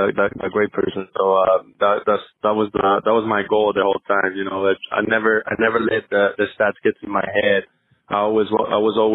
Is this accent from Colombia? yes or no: no; Venezuela; first language Spanish; English is a second language; moved away as an adult; I'm from Venezuela, so my first language was Spanish